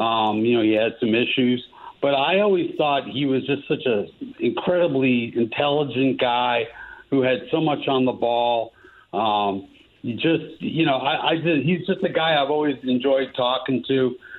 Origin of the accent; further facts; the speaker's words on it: East Coast, United States; moved away as an adult; also born or lived in Chicago; I grew up on the East Coast. We did a couple of years in Chicago when I was in high school